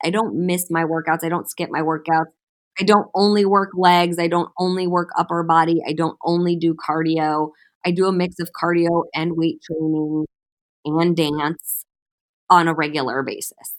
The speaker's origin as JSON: {"language": "English", "town": "Cleveland", "region": "Ohio", "country": "United States", "tie": "born or raised there", "also_born_or_lived": "St. Louis, Missouri", "moved": "yes", "lives_now": "Los Angeles, United States", "said": "I moved to Los Angeles from Saint Louis, but I was born and raised in Cleveland, Ohio."}